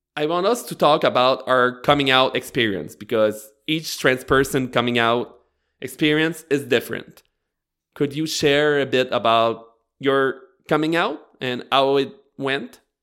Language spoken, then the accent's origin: English; Bathurst, New Brunswick, Canada; I grew up in Northern New Brunswick, uh, more precisely in Bathurst